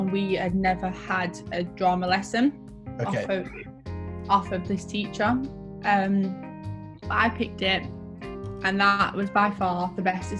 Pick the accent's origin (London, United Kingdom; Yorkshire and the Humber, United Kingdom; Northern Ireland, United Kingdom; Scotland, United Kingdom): Yorkshire and the Humber, United Kingdom; Sheffield; I grew up in Sheffield, which is a place where, to be fair, it's really hard to get anywhere, especially in the area of Sheffield that I lived in.